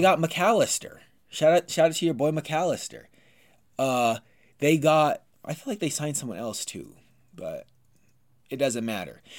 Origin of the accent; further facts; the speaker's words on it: United States; I'm American